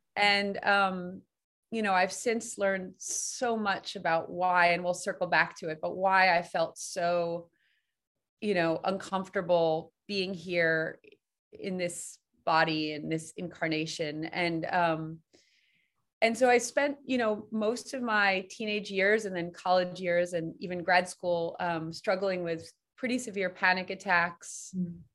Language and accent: English; New York City, New York, United States; I grew up in Manhattan on the 11th floor.